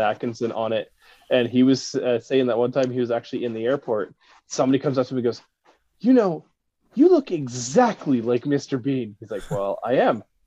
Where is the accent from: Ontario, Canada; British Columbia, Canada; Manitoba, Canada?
British Columbia, Canada; Victoria; moved away as an adult; now in Lloydminster, Canada; I'm originally from Victoria.